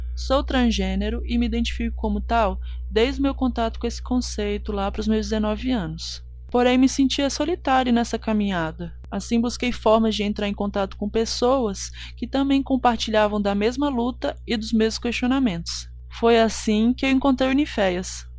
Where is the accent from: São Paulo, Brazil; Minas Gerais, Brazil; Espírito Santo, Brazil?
Minas Gerais, Brazil; Cachoeira do Campo; sou de Cachoeira do Campo, Minas Gerais